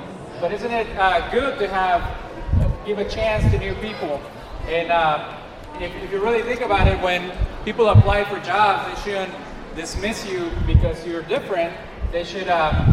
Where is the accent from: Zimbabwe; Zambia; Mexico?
Mexico; moved away; I grew up in Mexico too